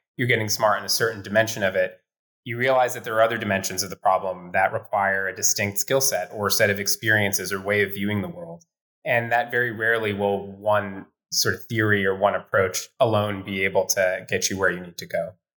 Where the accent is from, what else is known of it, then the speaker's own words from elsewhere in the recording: Ohio, United States; also born or lived in Iowa / Pennsylvania; I grew up in the Midwest. I grew up in small communities in Ohio and Iowa, and then in Western Pennsylvania, and my world had been pretty small.